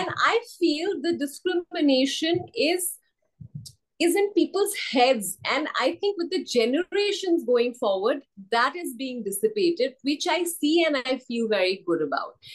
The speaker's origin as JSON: {"language": "English", "region": "Assam", "country": "India", "moved": "yes", "said": "I'm from Assam"}